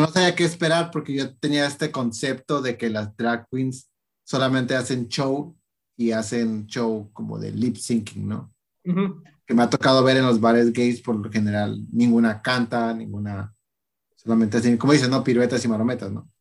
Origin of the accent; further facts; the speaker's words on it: Tecate, Baja California, Mexico; yo soy de Tecate